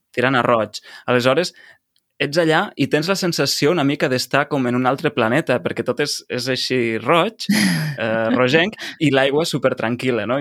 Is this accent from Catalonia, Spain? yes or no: yes; Lleida, Catalonia, Spain; jo sóc de Lleida i a Lleida no tenim platja